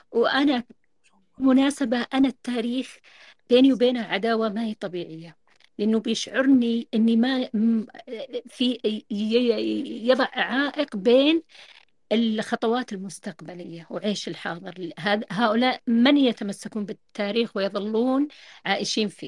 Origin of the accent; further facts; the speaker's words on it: Yemen; أنا يمنية بس خارجة بر يعني عايشة طوال عمري يعني برا مولودة برا